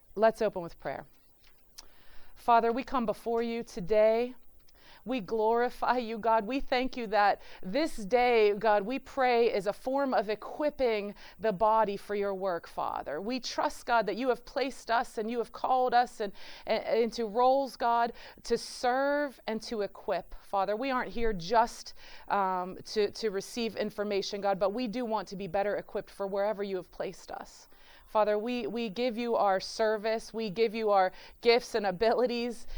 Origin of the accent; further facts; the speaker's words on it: Pittsburgh, Pennsylvania, United States; moved away as an adult; now in Cleveland, United States; I'm from, I'm from Pittsburgh.